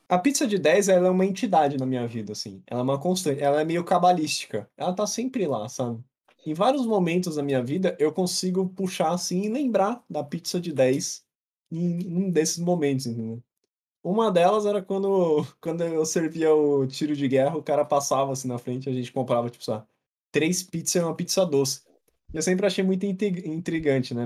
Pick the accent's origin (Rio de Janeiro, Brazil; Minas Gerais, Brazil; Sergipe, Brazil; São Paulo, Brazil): São Paulo, Brazil; eu acho que eu cresci na Paulista. Tipo, a gente ia no Bob's da Paulista ficar jogando Nintendo 3DS